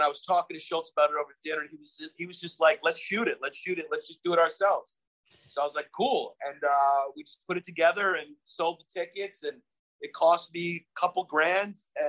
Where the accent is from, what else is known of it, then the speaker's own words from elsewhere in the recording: New York City, New York, United States; I'm from Brooklyn, New York.